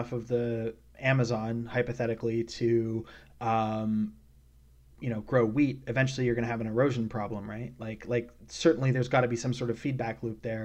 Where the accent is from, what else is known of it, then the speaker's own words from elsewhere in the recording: British Columbia, Canada; moved away; also born or lived in New York City / North Carolina; I grew up in British Columbia, and I've lived in New York City and North Carolina